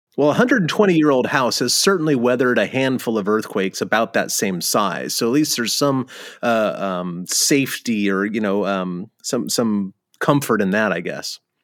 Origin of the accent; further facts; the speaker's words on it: California, United States; you and I grew up in California